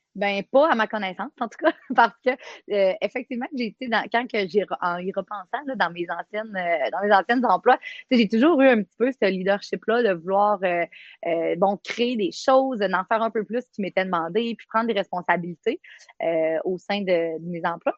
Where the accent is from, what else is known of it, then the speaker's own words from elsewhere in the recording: Quebec, Canada; moved away as an adult; also born or lived in Côte-Nord, Quebec; now in Baie-Comeau, Canada; Je viens euh, du Saguenay-Lac-Saint-Jean. J'ai fait mes études là-bas comme euh, policière